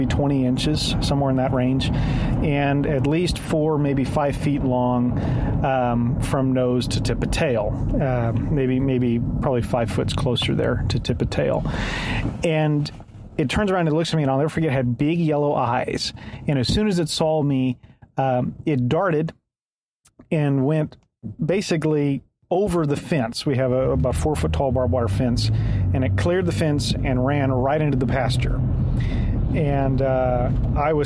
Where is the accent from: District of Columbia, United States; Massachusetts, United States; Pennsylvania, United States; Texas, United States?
Texas, United States; Wilson County, South; I'm from South Texas, rural Wilson County